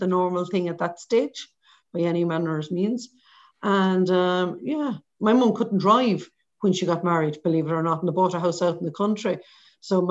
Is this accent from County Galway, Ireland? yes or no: yes; Portumna, County Galway, Ireland; also born or lived in Mountbellew / Abbeyknockmoy; So I grew up in Portumna, on the banks of the Shannon.